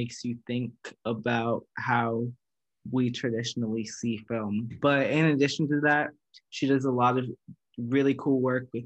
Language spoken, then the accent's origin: English; United States; as an American